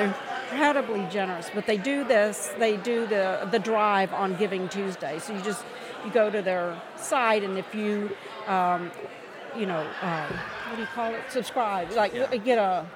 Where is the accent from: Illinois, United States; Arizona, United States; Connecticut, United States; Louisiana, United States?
Louisiana, United States; moved away; I'm from Louisiana